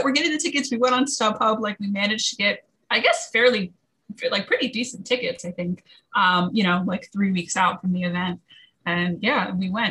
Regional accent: New Jersey, United States; I'm from Jersey and like the whole band is from Jersey

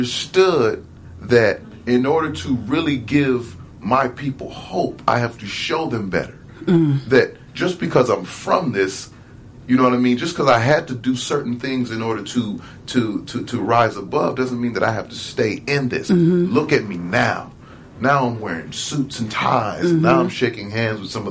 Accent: Milwaukee, Wisconsin, United States; I'm originally from Milwaukee

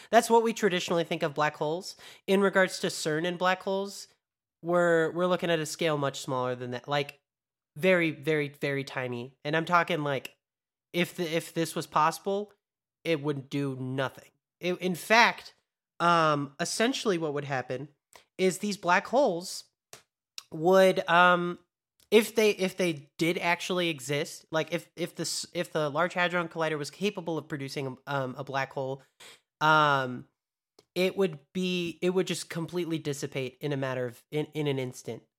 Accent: United States; American too

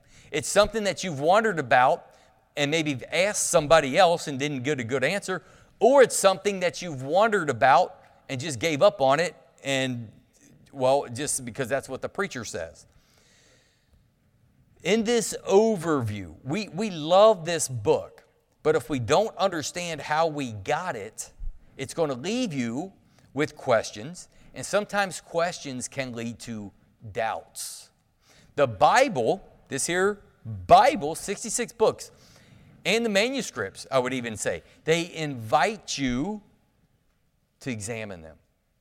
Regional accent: United States; I'm from Claremont County.

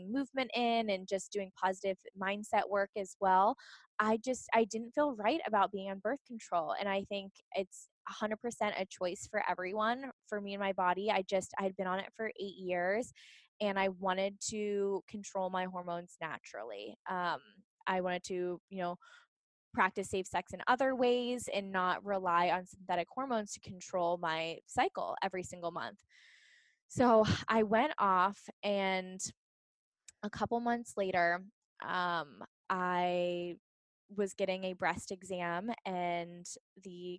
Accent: Pittsburgh, Pennsylvania, United States; moved away as an adult; now in San Diego, United States; I'm from Pittsburgh. So born and raised on the East Coast

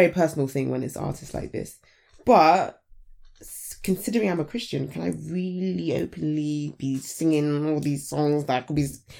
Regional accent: London, United Kingdom; being born and raised in Southeast London

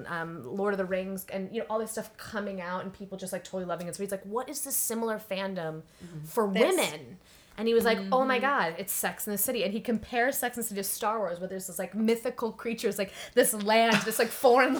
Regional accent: Chicago, Illinois, United States; I'm from Chicago

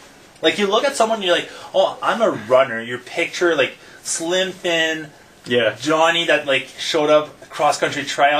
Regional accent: Rockland, Ontario, Canada; moved away as an adult; I grew up in Rockland, and I'm Quebec is all on the other side of the river.

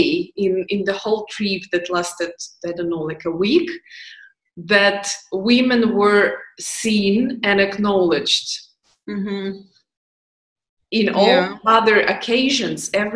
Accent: Ukraine; moved away; All my family is in Ukraine

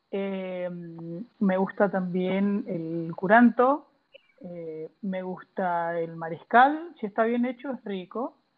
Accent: Argentina; moved away as an adult; now in Chile; No, soy argentino, pero llevo años en Chile, ya voy a cumplir ocho años.

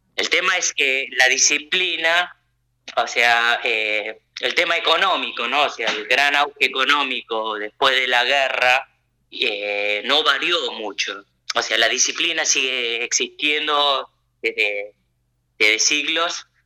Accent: La Plata, Buenos Aires Province, Argentina; moved away as an adult; now in Japan; yo nací, crecí, me eduqué allá en la Argentina

